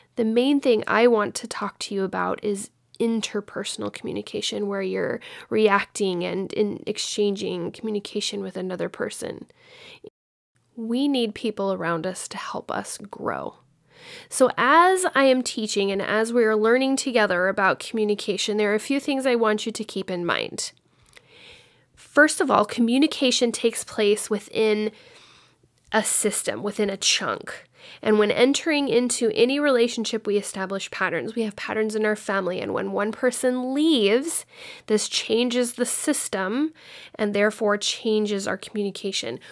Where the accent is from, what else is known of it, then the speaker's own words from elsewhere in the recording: Dallas, Texas, United States; I grew up in Dallas, Fort Worth area